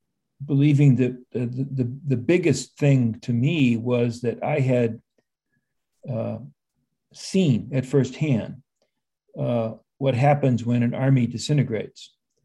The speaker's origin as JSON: {"language": "English", "region": "Northwest Indiana", "country": "United States", "tie": "born or raised there", "also_born_or_lived": "Normal, Illinois / Chicago, Illinois", "moved": "yes", "lives_now": "Boston, United States", "said": "And then we went back to Northwest Indiana, where he had grown up. So that's mostly where I grew up."}